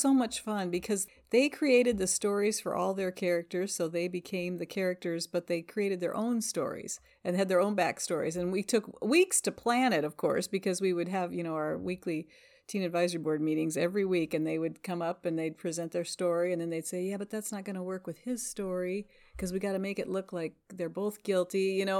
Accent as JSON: {"language": "English", "region": "Northwest Iowa", "country": "United States", "also_born_or_lived": "Nebraska", "lives_now": "Washington, Iowa, United States", "said": "I'm actually from Northwest Iowa"}